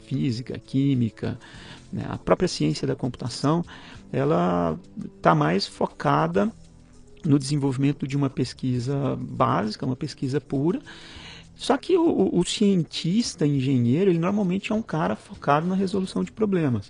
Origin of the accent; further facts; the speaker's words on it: Goiânia, Goiás, Brazil; moved away as an adult; Nasci e morei em Goiânia até os 22 anos, até eu me formar